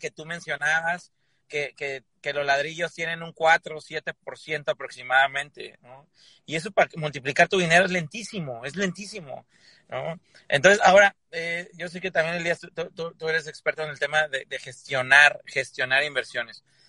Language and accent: Spanish; Mexico; yo soy mexicanísimo